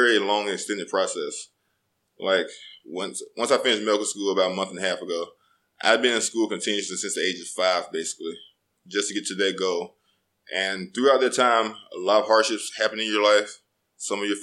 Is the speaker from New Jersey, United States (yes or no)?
no; Birmingham, Alabama, United States; moved away as an adult; also born or lived in Auburn, Alabama / Miami, Florida; it wasn't like I was from the best part of Birmingham or anything.